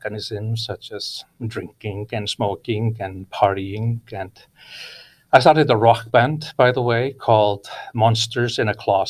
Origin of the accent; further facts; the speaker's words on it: Iceland; English is a second language; moved away as an adult; now in California, United States; I was born and raised in Iceland